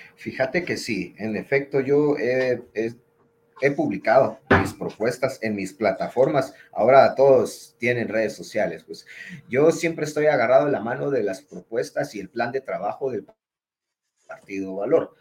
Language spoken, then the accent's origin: Spanish; Guatemala; Yo me considero un guatemalteco